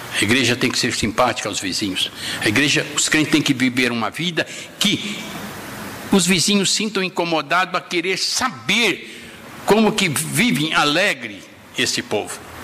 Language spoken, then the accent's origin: Portuguese; Bramunda, São Paulo, Brazil; also born or lived in Caximba, near Glicério; tenho uma imagem da casa que eu fui morar em Bramunda quando eu cheguei lá, de quatro anos